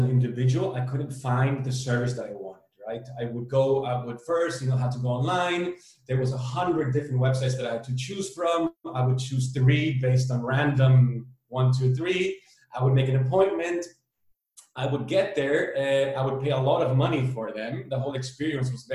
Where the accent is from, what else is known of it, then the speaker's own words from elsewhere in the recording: Berlin, Germany; moved away as an adult; also born or lived in El Salvador / Amsterdam; now in Barcelona, Spain; I was born in El Salvador. I was raised in Berlin.